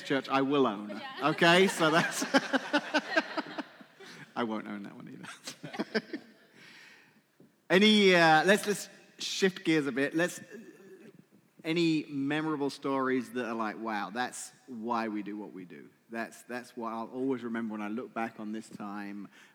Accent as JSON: {"language": "English", "region": "England", "country": "United Kingdom", "moved": "yes", "said": "I'm English"}